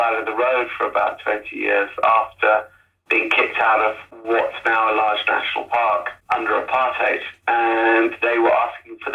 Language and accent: English; United Kingdom; also born or lived in South Africa / Zimbabwe; I was born in the UK